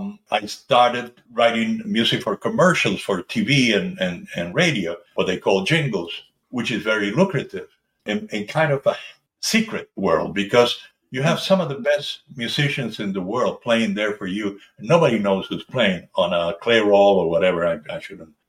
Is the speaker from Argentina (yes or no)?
yes; Buenos Aires, Argentina; I was born in 1948 in Buenos Aires, Argentina